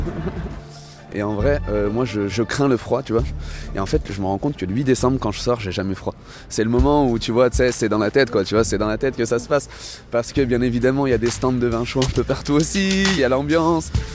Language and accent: French; Lyon, Auvergne-Rhône-Alpes, France; en tant que lyonnais, même si je suis né ici